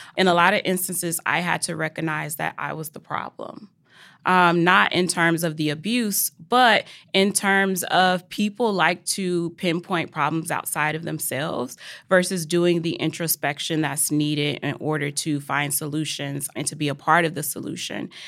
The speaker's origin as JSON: {"language": "English", "region": "Mississippi", "country": "United States", "said": "I'm from Mississippi"}